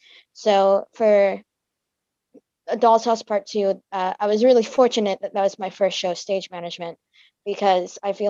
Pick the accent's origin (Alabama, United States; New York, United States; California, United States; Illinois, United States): Alabama, United States; I was born in Alabama, raised here